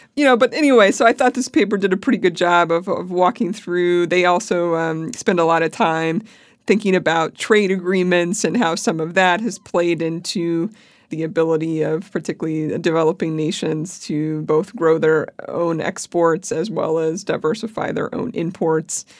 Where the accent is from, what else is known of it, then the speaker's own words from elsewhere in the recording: Pennsylvania, United States; I grew up in Pennsylvania